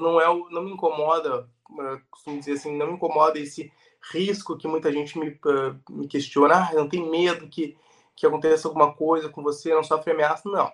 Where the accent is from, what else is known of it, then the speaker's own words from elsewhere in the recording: Porto Alegre, Rio Grande do Sul, Brazil; moved away as an adult; now in Santa Catarina, Brazil; eu sou do Rio Grande do Sul, né? Sou de Porto Alegre